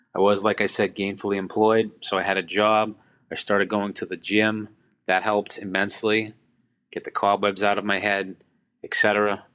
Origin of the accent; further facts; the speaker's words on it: Boston, Massachusetts, United States; I'm from Boston, Massachusetts